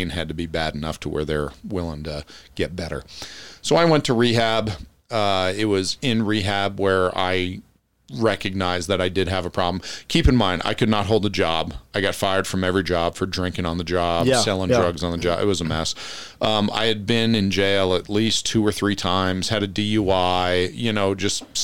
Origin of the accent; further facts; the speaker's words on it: Passaic County, northern New Jersey, United States; moved away as an adult; also born or lived in Europe; born and raised in New Jersey, northern New Jersey, Passaic County